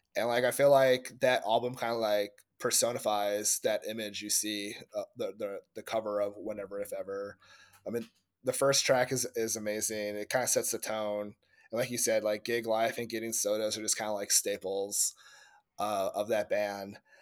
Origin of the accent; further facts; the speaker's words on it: Indiana, United States; my home state of Indianapolis